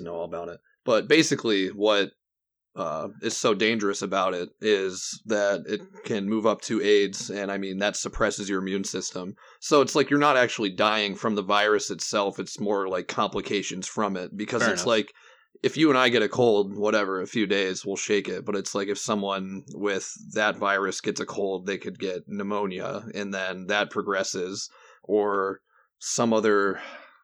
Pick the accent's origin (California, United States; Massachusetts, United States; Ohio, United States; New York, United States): Ohio, United States; Cleveland; basically Cleveland